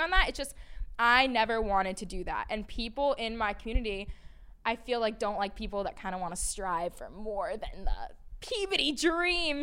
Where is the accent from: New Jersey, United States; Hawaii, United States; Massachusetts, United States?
Massachusetts, United States; Peabody; moved away as an adult; now in New York City, United States; I grew up in a little town called Peabody, Massachusetts